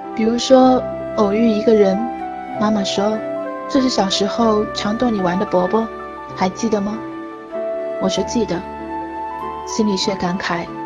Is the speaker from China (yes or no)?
yes; Gucheng, China; 会出生并成长的地方有一个很美的名字，叫古城